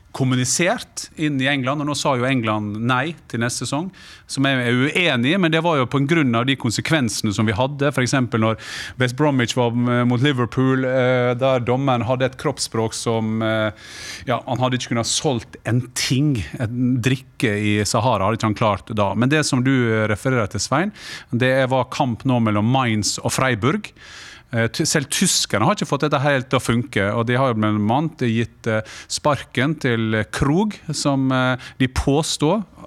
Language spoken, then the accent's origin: Norwegian; Sunnmøre, Møre og Romsdal, Norway; Jeg kommer jo fra Sunnmøre